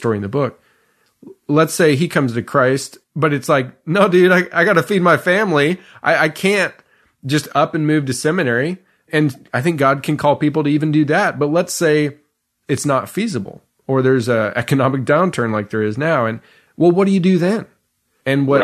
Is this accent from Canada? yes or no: yes; Canada; where we grew up in Canada